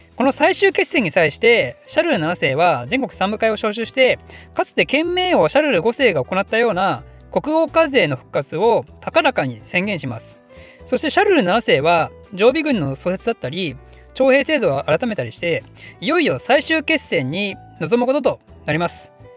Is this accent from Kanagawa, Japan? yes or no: no; Ryugasaki, Ibaraki, Japan; moved away; 私の地元は茨城県の龍ケ崎市っていうとこなんですけど